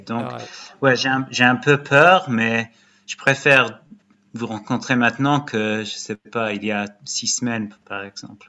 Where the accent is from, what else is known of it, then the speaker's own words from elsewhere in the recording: Brighton, South East England, United Kingdom; also born or lived in Lyon, France; now in England; je viens de Brighton